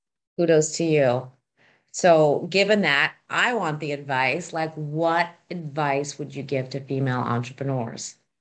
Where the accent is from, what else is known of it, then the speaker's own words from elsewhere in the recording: Canada; Maybe it's because I'm Canadian.